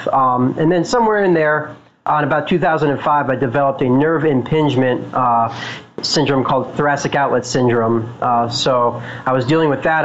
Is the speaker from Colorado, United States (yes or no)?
yes; Boulder, Colorado, United States; I'm from Boulder, Colorado, so I definitely had uh, my my use of cannabis when I was younger in high school